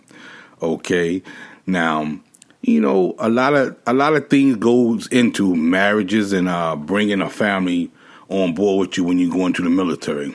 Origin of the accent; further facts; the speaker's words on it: Washington, District of Columbia, United States; moved away as an adult; also born or lived in Hawaii / Florida / Japan / Guam; my hometown, which was Washington, D.C.